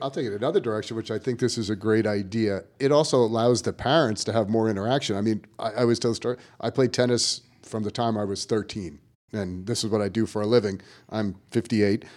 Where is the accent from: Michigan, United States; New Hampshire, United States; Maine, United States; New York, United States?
New York, United States; moved away; growing up in New York